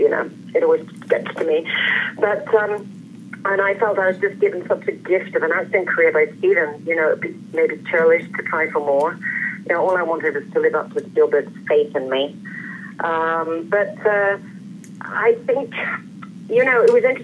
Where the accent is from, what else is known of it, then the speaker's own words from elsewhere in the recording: London, United Kingdom; I was born and raised in London